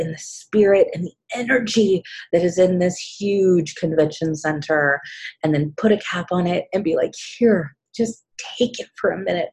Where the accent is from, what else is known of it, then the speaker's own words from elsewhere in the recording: Kansas City, United States; here in my hometown, the last one that I attended, and it was in Kansas City